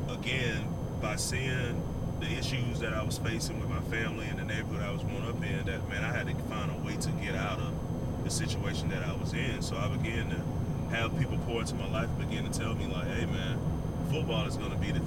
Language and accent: English; Montgomery, Alabama, United States; the address of the housing project that I grew up in Montgomery